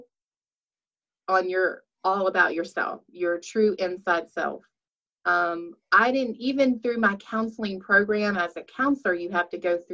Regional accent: Danville, Virginia, United States; I'm from Danville, Virginia

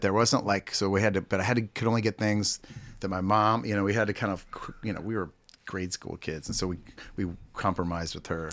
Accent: Pittsburgh, Pennsylvania, United States; now in Kansas City, United States; I was born in Pittsburgh, Pennsylvania

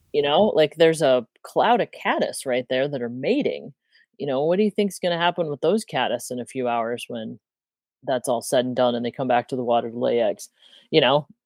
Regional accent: Midwest, United States; moved away as an adult; now in Montana, United States; I grew up in the Midwest

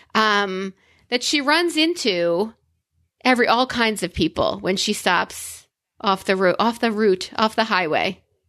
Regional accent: New York, United States; I'm a New Yorker

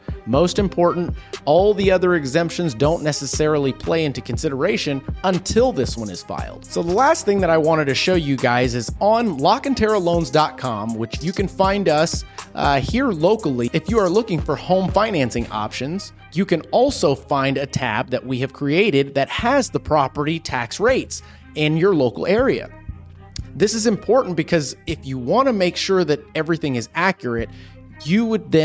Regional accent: Texas, United States; as a Texan

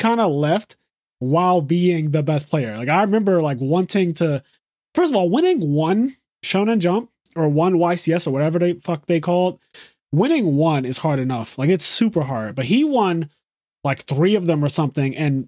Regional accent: Philadelphia, Pennsylvania, United States; I'm from the Philly area, but I'm also, like, tri-state. So, like, New York is close to me. Jersey's close to me. Maryland, Baltimore, all that stuff.

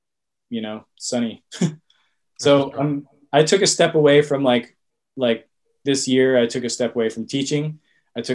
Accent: Austin, Texas, United States; moved away as an adult; also born or lived in New York City; I grew up in Austin and I hit the 17 year mark last year

